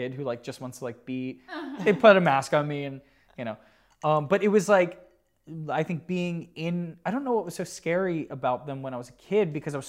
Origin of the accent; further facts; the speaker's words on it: New Jersey, United States; New Jersey.